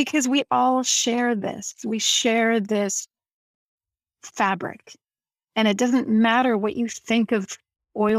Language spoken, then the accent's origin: English; Canada